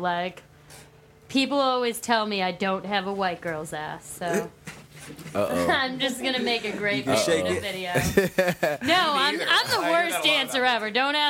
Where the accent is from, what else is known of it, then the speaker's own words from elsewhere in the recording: Haverhill, Massachusetts, United States; I grew up like around the Haverhill area